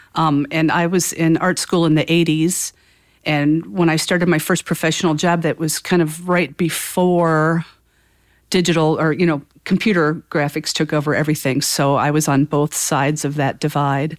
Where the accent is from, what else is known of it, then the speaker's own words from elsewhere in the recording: Northwest Indiana, United States; moved away as an adult; also born or lived in Chicago; now in Fort Wayne, United States; I grew up in Northwest Indiana